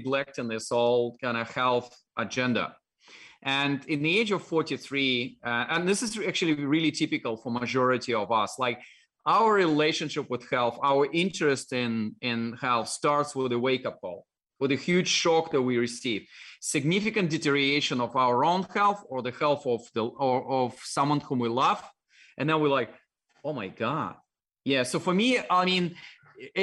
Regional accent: Dalnegorsk, Primorsky Krai, Russia; accent: Russian; English is a second language; moved away; My hometown was like on the shore of Japanese Sea, really, really far east, close to Japan, China

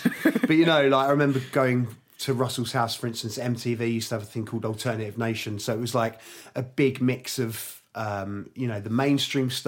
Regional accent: Twickenham, London, United Kingdom; also born or lived in Hammersmith / Barnes / Kingston; I was born in Hammersmith. I lived in Barnes till I was about six, and I moved to Twickenham.

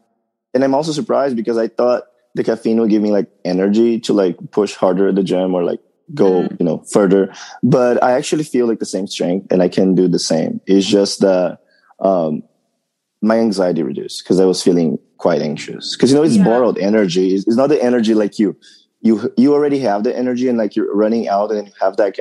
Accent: São Paulo, Brazil; English is a second language; moved away as an adult; now in United States; I grew up in São Paulo, Brazil, on the far east side

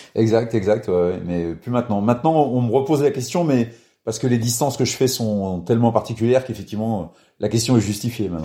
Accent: Orne, Normandy, France; also born or lived in Cambremer; je suis né dans l'Orne, dans un tout petit village.

